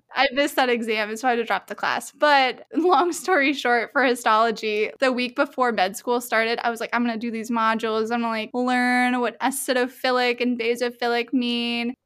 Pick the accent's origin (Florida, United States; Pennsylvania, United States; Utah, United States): Florida, United States; Melbourne; I'm from Melbourne.